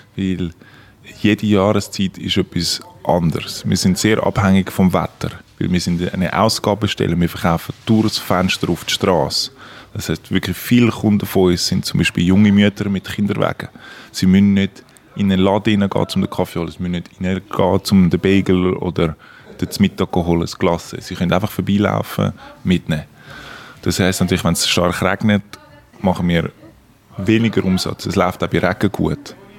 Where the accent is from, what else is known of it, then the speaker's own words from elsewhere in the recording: Küsnacht, Zurich, Switzerland; also born or lived in Forch; Ich bin in Zürich aufgewachsen, in Küsnacht